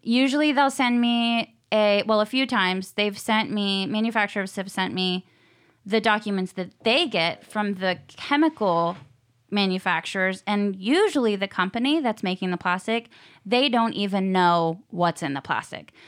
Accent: Virginia Beach, Virginia, United States; moved away as an adult; also born or lived in Costa Rica; now in Nashville, United States; I am from Virginia, Beach, Virginia

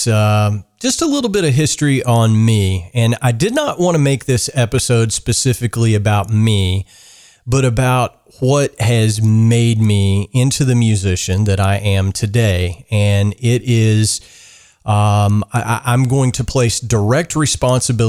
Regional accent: South Central Kentucky, United States; now in Georgetown, Kentucky, United States; I grew up in South Central Kentucky on a dairy farm. My being for the first 12 years of my life was that of a farm kid

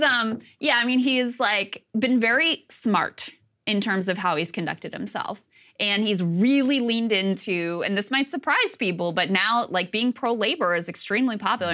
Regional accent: Virginia, United States; my home state, of Virginia

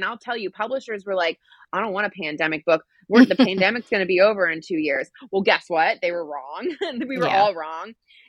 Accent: Schweinfurt, Bavaria, Germany; born there; also born or lived in California / Washington, D.C.; I grew up in a military family, very proud military family. I was born in Schweinfurt, Germany. We lived in California. Ended up in DC

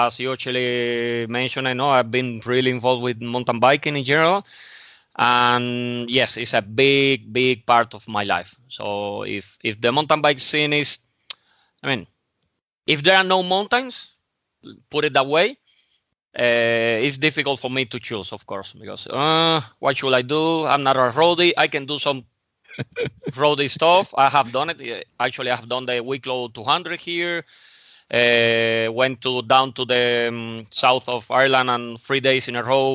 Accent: Havana, Cuba; moved away as an adult; also born or lived in Moscow, Russia / Mallorca; now in Spain; So I actually grew up in Havana, in Cuba, for 28 years.

